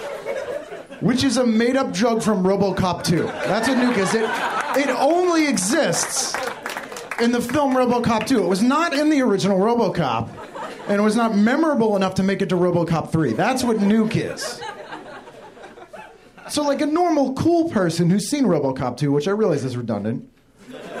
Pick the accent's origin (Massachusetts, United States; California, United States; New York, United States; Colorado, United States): Massachusetts, United States; Boston; moved away; I actually grew up just outside of Boston in the suburbs